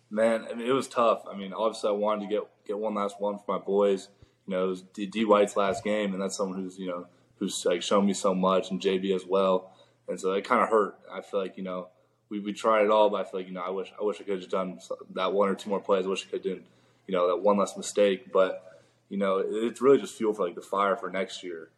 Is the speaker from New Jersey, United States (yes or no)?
no; Orlando, Florida, United States; Orlando, my hometown